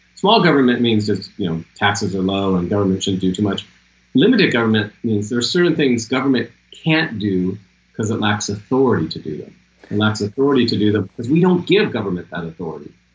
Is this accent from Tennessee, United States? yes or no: no; Seattle, Washington, United States; I'm from Seattle